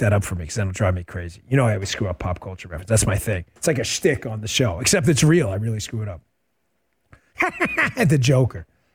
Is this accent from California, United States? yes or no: no; New York, United States; moved away as an adult; now in Stuart, Florida, United States; I grew up in New York in my entire life in the New York of the 80s